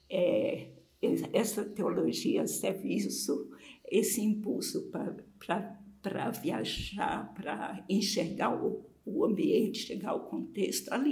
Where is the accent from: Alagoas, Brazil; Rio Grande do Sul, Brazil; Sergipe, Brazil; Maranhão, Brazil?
Maranhão, Brazil; moved away as an adult; Eu saí do Maranhão para São Paulo movida mais do que por um convite para trabalhar com literatura, que era a minha paixão, a minha formação em letras.